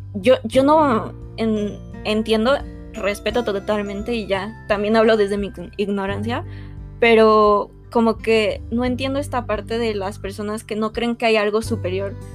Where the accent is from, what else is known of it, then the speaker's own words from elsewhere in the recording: Mexico; nosotros como mexicanos